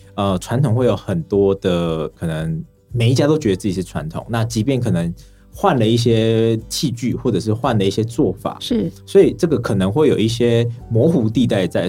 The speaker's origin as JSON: {"language": "Chinese", "town": "Xiluo", "region": "Yunlin County", "country": "Taiwan", "tie": "born or raised there", "said": "我是从云林西罗的云林在地人"}